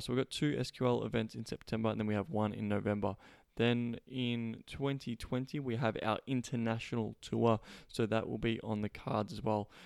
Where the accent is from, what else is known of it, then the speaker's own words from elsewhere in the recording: Australia; moved away; coming all the way from Australia, my home country.